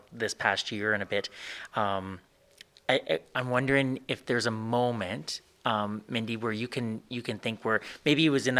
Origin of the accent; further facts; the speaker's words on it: Swift Current, Saskatchewan, Canada; I grew up in Swift Current